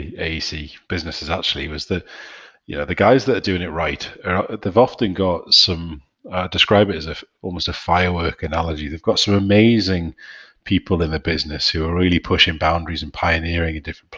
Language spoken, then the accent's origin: English; York, Yorkshire and the Humber, United Kingdom; accent: northeastern; now in Newcastle, United Kingdom; Based up here in Newcastle, and clearly heralded from Newcastle for quite some time, although technically from York